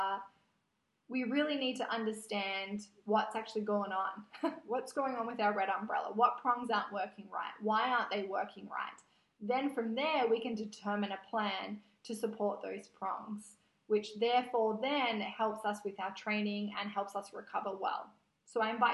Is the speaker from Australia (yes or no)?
yes; Australia; moved away; I was born in Australia. My natural habitat is Australia.